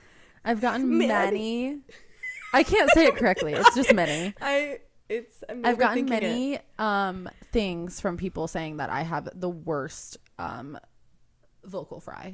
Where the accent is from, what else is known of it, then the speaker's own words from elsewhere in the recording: Iowa, United States; moved away; I'm actually from Iowa, which is a state in the United States of America. It is the heart of the U.S.